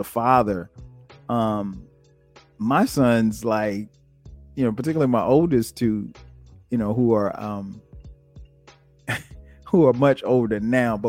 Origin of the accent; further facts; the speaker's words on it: Florence, United States; growing up in Florence